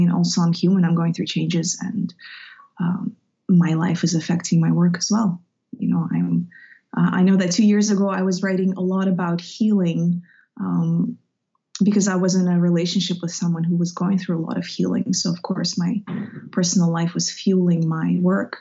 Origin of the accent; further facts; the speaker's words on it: Russia; moved away; I grew up in Russia, in the Soviet Union